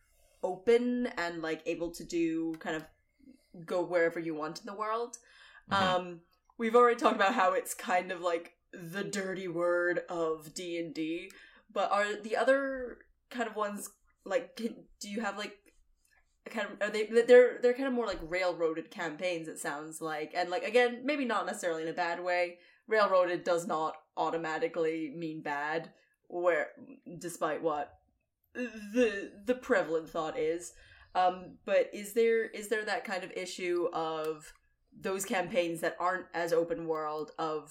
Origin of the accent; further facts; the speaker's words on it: Scotland, United Kingdom; as a Scottish lady